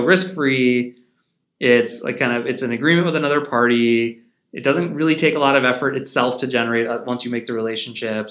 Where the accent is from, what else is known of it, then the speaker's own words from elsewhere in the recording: St. Louis, Missouri, United States; moved away as an adult; now in St. Louis, United States; I was born and raised in St Louis